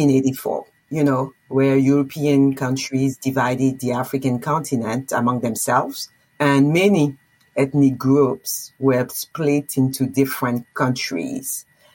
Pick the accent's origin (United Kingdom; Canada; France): France; Poitiers, Nouvelle-Aquitaine; English is a second language; moved away as an adult; also born or lived in New York, United States; now in Westchester, New York, United States; I was born and raised in Poitiers, a small city in the west of France. And I've been living in New York for more than 20 years. I consider myself actually a true New Yorker. I am an American citizen